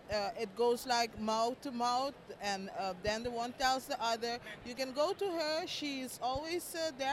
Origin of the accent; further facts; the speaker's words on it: Aruba; I'm from Aruba.